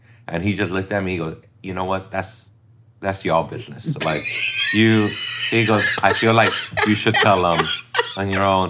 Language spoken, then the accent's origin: English; United States; first language Spanish; English is a second language; No, I was born here.